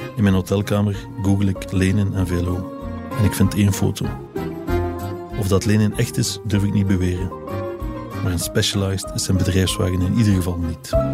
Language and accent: Dutch; Drongen, Flanders, Belgium; Als kind woonde ik in Drongen, bij Gent.